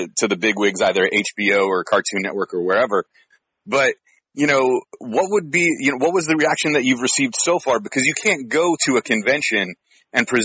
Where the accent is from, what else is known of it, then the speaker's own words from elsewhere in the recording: San Francisco, California, United States; I grew up in San Francisco